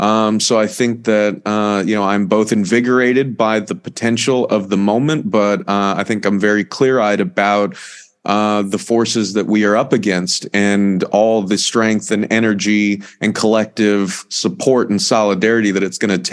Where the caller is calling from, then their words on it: Baltimore, Maryland, United States; I am calling in from Baltimore in the United States, from the Real News Network studio here in Baltimore.